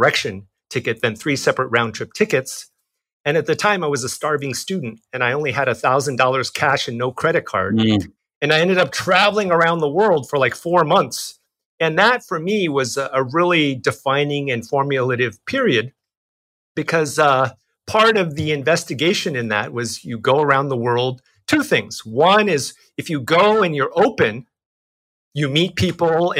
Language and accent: English; United States; I was born in the United States. I'm Chinese American